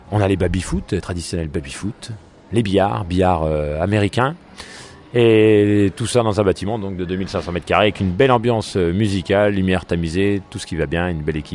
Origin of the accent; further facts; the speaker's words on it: Dijon, Bourgogne-Franche-Comté, France; Donc euh, nous on est originaire de Dijon, on a déjà des, des, beaux complexes de loisirs à